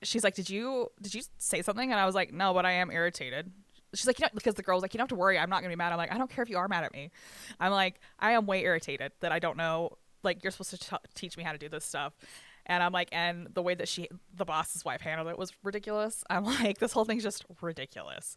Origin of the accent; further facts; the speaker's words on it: Bryce Canyon, Utah, United States; I grew up in Bryce Canyon. I grew up in the restaurant industry in Bryce Canyon